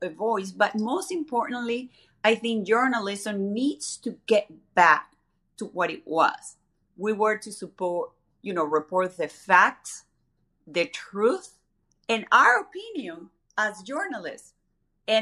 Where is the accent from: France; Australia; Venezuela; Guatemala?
Venezuela; now in United States; growing up in Venezuela